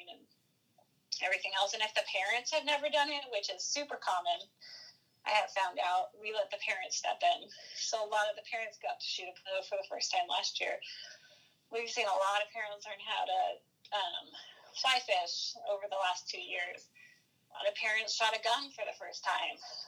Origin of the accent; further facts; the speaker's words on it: Coos Bay, Oregon, United States; also born or lived in Kodiak, Alaska; now in Virginia Beach, United States; I grew up in Coos Bay